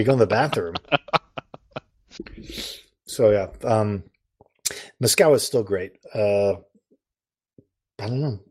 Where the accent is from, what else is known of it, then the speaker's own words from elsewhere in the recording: Missouri, United States; I'm from Missouri